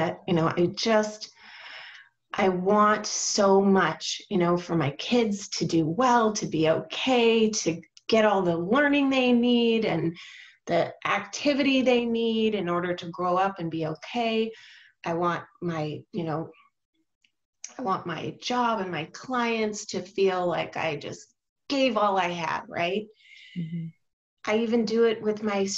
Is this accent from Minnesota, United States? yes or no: no; Orange County, California, United States; also born or lived in Portland suburbs; now in Portland, United States; I was raised in Orange County, California.